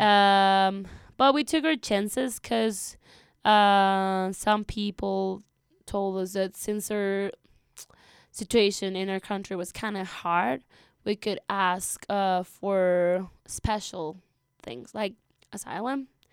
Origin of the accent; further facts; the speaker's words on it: Peru; moved away as an adult; also born or lived in Lima, Peru; now in Roaring Fork Valley, United States; I'm from Peru. I used to go to school, uh, in Lima